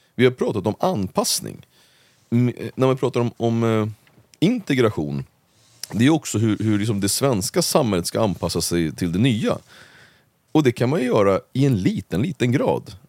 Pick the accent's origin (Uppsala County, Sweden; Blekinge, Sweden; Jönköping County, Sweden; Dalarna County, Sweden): Uppsala County, Sweden; Uppsala; när jag växte upp i Gottsunda